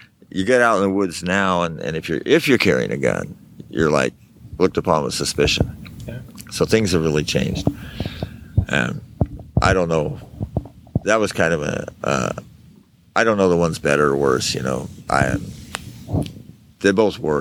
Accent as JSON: {"language": "English", "town": "Nevada City", "region": "California", "country": "United States", "tie": "born or raised there", "also_born_or_lived": "Auburn, California", "said": "I was born in Auburn, and I lived in Nevada City until I was 14"}